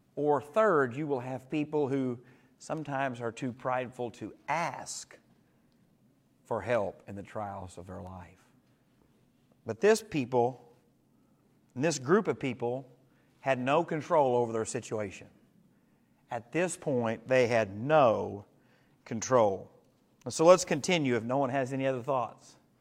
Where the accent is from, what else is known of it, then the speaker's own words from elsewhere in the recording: Dahlgren, United States; I grew up in Dahlgren